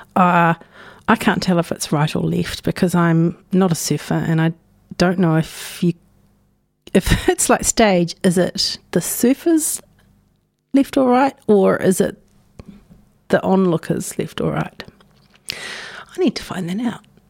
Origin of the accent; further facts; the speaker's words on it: Napier, Hawke's Bay, New Zealand; now in Dunedin, New Zealand; I was born in Ahuriri on Te Ika Maui.